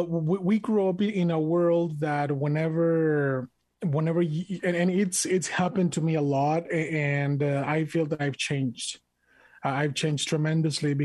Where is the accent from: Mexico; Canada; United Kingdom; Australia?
Mexico; English is a second language; now in United States; I am proud to be an American, even though I was born and raised in Mexico. I'm an immigrant